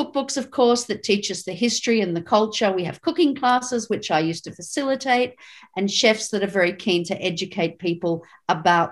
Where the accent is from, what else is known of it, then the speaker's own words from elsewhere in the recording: Sydney, New South Wales, Australia; I grew up in Sydney in the 1970s